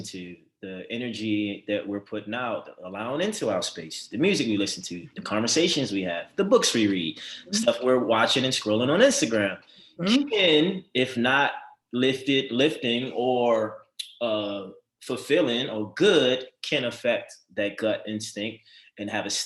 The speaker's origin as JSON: {"language": "English", "town": "Baltimore", "region": "Maryland", "country": "United States", "tie": "born or raised there", "said": "I grew up in Baltimore City, a very hostile, negative environment"}